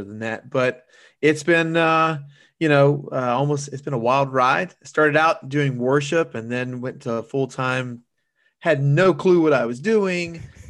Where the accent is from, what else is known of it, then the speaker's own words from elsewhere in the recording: Louisiana, United States; my family's from South Louisiana, and then, you know, we're from the Cajun heartland, you know, Shad, that's the way we do it.